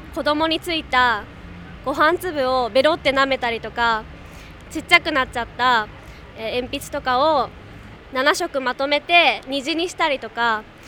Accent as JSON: {"language": "Japanese", "region": "Tokyo", "country": "Japan", "tie": "born or raised there", "said": "1991年東京生まれの現在23歳です"}